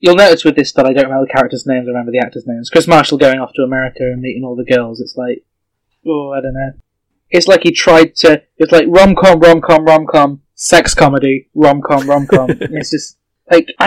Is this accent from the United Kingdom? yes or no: yes; United Kingdom; as a British person who watches a lot of American films